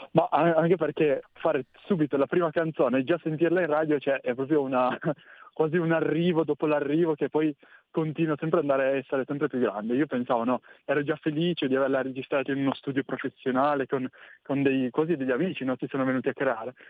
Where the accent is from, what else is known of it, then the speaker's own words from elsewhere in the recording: Cuneo, Piedmont, Italy; io sono di Cuneo, quindi in provincia, in provincia di Cuneo, in Piemonte